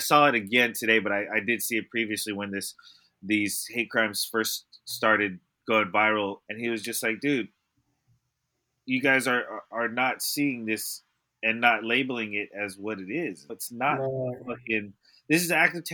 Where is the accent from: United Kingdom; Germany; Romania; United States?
United States; the Bay Area, California; We're from the Bay.